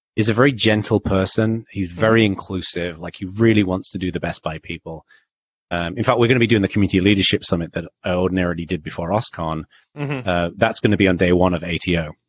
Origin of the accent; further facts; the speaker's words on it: the north of England, United Kingdom; I was raised in Northern England